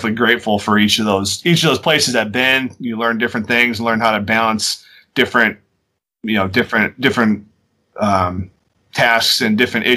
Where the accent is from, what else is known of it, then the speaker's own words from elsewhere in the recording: Wisconsin, United States; moved away as an adult; also born or lived in Iowa / Northern California; I'm from Wisconsin. So we are the out-of-staters.